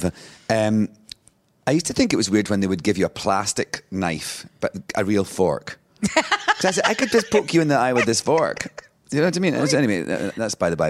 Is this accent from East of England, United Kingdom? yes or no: no; Scotland, United Kingdom; moved away as an adult; also born or lived in London / New York; being Scottish